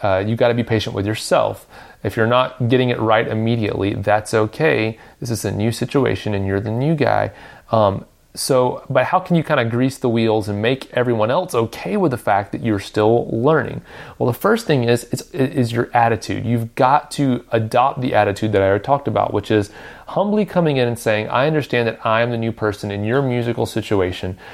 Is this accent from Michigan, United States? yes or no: no; Nashville, Tennessee, United States; I grew up in Nashville